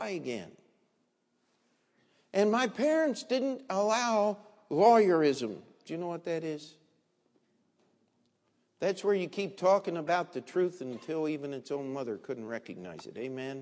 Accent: Maryland, United States; I was a kid growing up in Maryland, in the state of Maryland

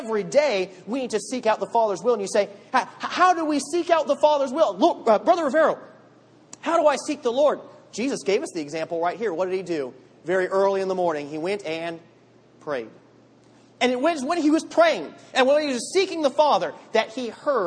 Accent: Tampa, Florida, United States; I'm from Tampa

